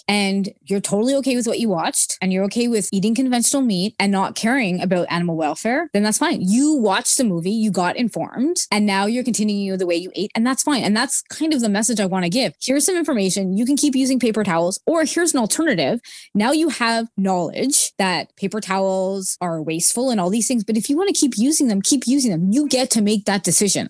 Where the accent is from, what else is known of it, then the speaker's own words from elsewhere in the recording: Montreal, Quebec, Canada; moved away as an adult; also born or lived in Wichita, Kansas / Augusta, Georgia / Williamsport, Pennsylvania / Dallas-Fort Worth, Texas; And then I'm actually from Montreal, Canada, but we lived in the United States for about four years.